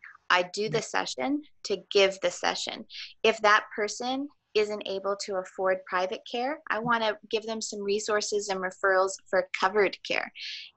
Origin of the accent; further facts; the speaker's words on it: Thornhill, Ontario, Canada; also born or lived in Richmond Hill; I grew up in Thornhill. And I attended school both in Thornhill and Richmond Hill